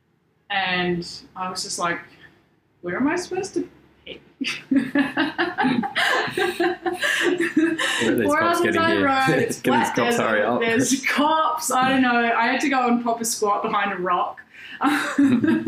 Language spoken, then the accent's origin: English; Denmark, Western Australia, Australia; now in Sydney, Australia; I grew up in a very small town called Denmark, in the Southwest